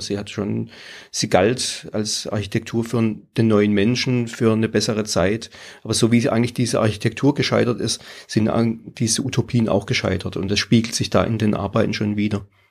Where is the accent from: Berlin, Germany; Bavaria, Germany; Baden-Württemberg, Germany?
Baden-Württemberg, Germany; Pforzheim; now in Tiefenbronn, Germany; ich bin aus der Region, äh, wohnhaft in Tiefenbronn, habe dort auch mein Atelier, aber geboren in Pforzheim